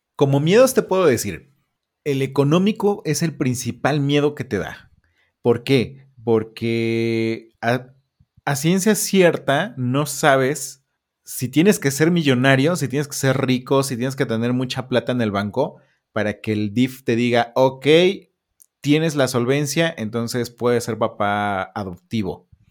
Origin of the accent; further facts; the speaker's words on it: Puebla, Mexico; Nosotros somos de la Ciudad de Puebla.